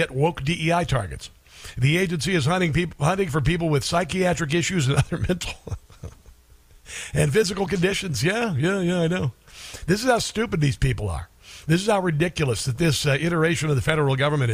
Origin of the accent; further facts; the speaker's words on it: Pottawattamie County, Iowa, United States; moved away; I am from Pottawatomie County, the largest county in Iowa